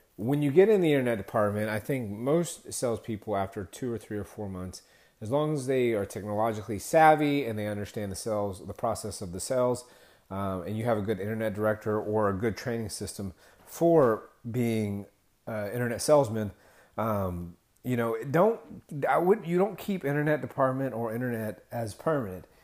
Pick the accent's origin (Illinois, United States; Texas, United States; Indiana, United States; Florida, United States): Texas, United States; I'm from Texas